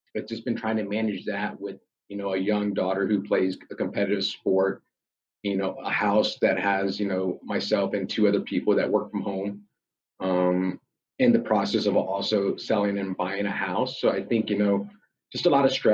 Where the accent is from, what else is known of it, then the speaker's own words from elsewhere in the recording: Dallas, Texas, United States; also born or lived in Shreveport, Louisiana; now in San Antonio, United States; I was born in San Antonio. My mom and dad are both from San Antonio, from the east side is where they grew up. But I grew up in Dallas